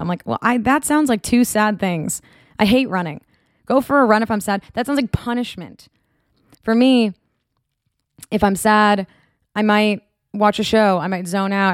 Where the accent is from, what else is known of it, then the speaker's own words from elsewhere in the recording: Marblehead, Massachusetts, United States; moved away as an adult; now in California, United States; I'm from Marblehead, Massachusetts